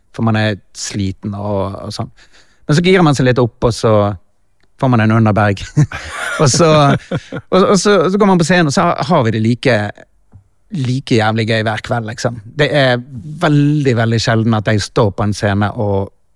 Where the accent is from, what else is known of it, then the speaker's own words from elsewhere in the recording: Norway; Vi er fra Norge